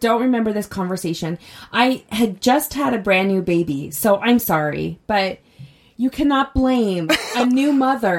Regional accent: Utah, United States; I grew up here in Utah

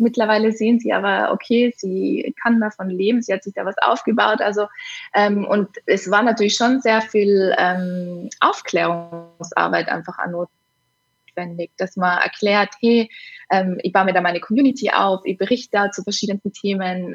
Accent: Innsbruck, Tyrol, Austria; auf Innsbruck bezogen, auf meine Heimatstadt

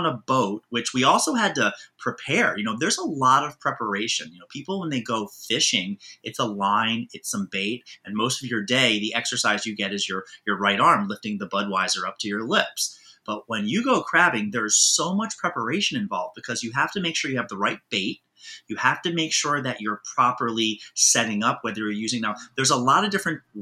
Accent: Baltimore, Maryland, United States; also born or lived in Manhattan, New York City; now in New York City, United States; I grew up in Baltimore, Maryland, which is more of the county area

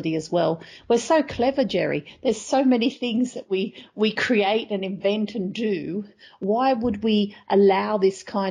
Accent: Australia; being Australian and coming from a country where there is a lot of scepticism around climate change

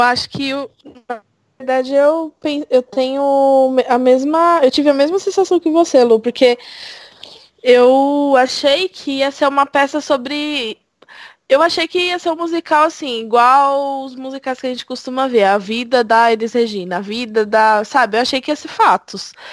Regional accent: São Paulo, Brazil; sou de São Paulo.

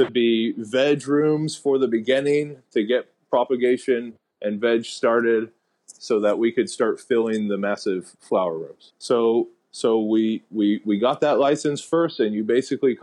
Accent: Lawrence, Kansas, United States; also born or lived in Michigan / Denver, Colorado; now in Puerto Rico; I'm from Lawrence, Kansas

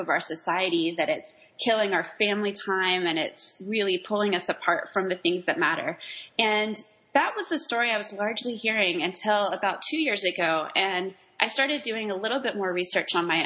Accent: Waco, Texas, United States; moved away as an adult; my hometown of Waco

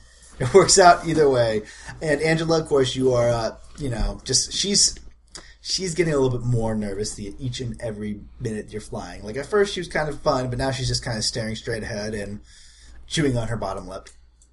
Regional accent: Appleton, Georgia, United States; Oh, Appleton, Georgia.

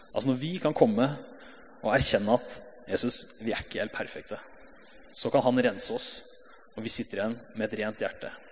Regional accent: Hamar, Innlandet, Norway; Jeg har vokst opp i pinsemenighet på Hamar sammen med flere her.

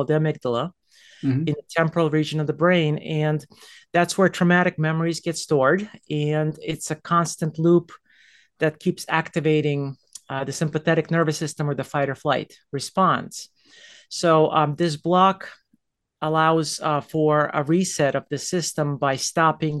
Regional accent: United States; moved away as an adult; also born or lived in New York; now in Las Colinas, Texas, United States; I'm an East Coaster. I lived in New Jersey and New York

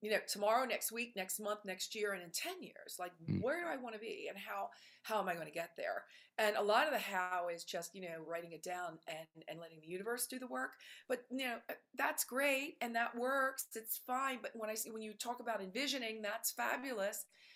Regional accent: Philadelphia, Pennsylvania, United States; moved away as an adult; also born or lived in Italy; Childhood, I was in Philadelphia, born in Philly. So, you know, grew up Philly, you know, regular middle class folk.

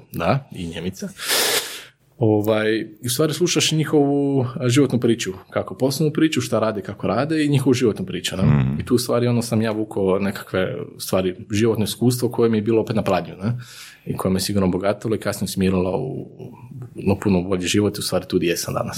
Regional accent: Zagreb, City of Zagreb, Croatia; moved away as an adult; now in Vinkovci, Croatia; rođen u Zagrebu i roditelji sam iz Zagreba, ali sam evo prije nekih 11 godina preselio u Slavoniju, to jest u, u Vinkovce

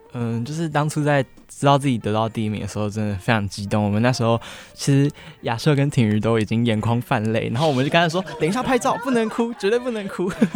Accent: Taiwan; 身为台湾人

